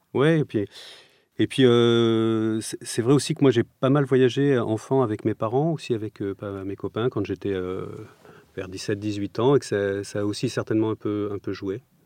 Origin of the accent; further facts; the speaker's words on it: Provence-Alpes-Côte d'Azur, France; moved away; also born or lived in Strasbourg; j'ai grandi dans le sud de la France, sur la côte d'Azur